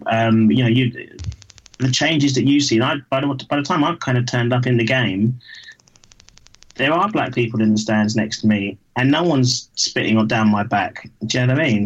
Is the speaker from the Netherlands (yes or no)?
no; London, United Kingdom; I grew up in Battersea, and you you know you walked to school with CFC NF on the wall in in in 1981